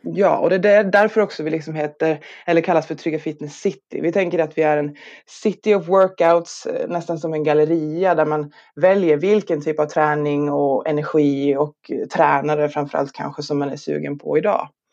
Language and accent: Swedish; Norrland, Sweden; moved away; also born or lived in Skåne; jag är själv norrlänning